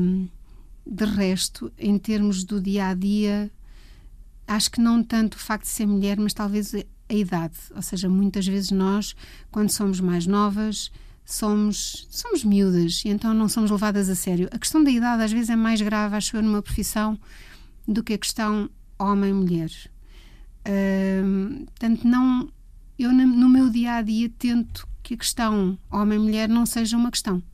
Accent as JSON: {"language": "Portuguese", "town": "Leiria", "region": "Leiria District", "country": "Portugal", "tie": "born or raised there", "said": "Eu sou de Leiria e vivia num bairro mesmo de um bairro daqueles não era propriamente típico, era um bairro que estava a nascer em Leiria na altura, que era os Capuchos"}